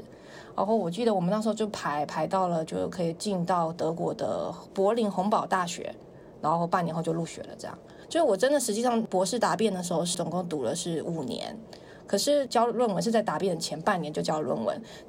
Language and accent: Chinese; Taiwan; accent: Taiwanese; now in China; 他们说是因为我台湾腔很重，他们就觉得我不了解当时的情况，所以就很好骗